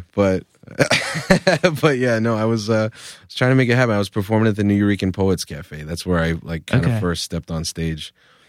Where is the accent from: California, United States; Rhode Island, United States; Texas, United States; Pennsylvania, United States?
Rhode Island, United States; Providence; I felt like my rap music is aggressive, bombastic shit because I'm from Providence.